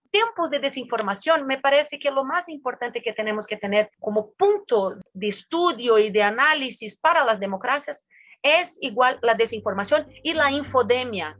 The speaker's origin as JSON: {"language": "Spanish", "country": "Brazil"}